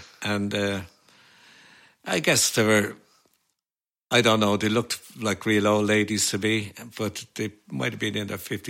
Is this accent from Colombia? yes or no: no; Dublin, Leinster, Ireland; Yeah, we lived in a one-roomed flat in the Circular Road. There was four children, of course, and my ma and dad